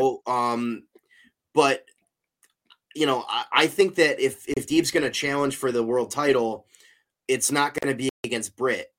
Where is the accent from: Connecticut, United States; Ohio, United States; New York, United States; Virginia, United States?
Ohio, United States; Cleveland; born or raised there